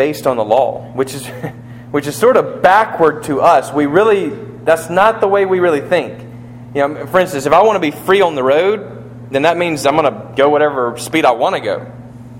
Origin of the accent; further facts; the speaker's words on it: United States; I'm an American too.